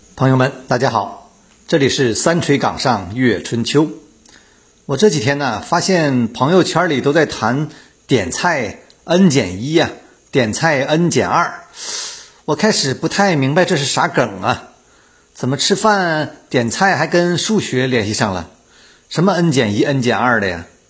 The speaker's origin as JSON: {"language": "Chinese", "region": "Northeast China", "country": "China", "tie": "born or raised there", "moved": "yes", "said": "我们东北老家"}